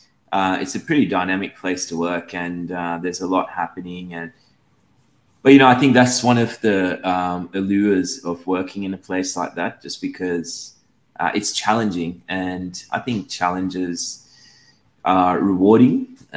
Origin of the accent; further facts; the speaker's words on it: Australia; also born or lived in Sri Lanka; Yeah, I was born in Sri Lanka. I moved to Australia when I was 10 years old, then finished high school and did a degree in law